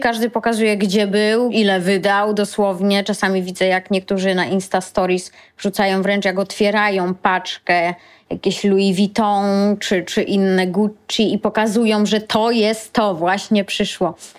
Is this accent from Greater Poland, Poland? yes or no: no; Lower Silesian Voivodeship, Poland; pochodzę z Dolnego Śląska i jak chodziłam do wczesnej podstawówki, to u nas nie uczono w podstawówce angielskiego